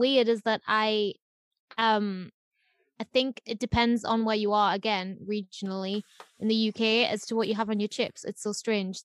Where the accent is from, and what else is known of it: United Kingdom